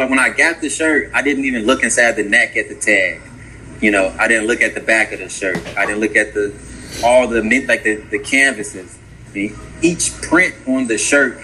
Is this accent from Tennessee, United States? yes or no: no; Markham, Illinois, United States; also born or lived in Roseland, Chicago / Alabama; now in Chicago, United States; I'm from the South Suburbs, Markham, Harvey area.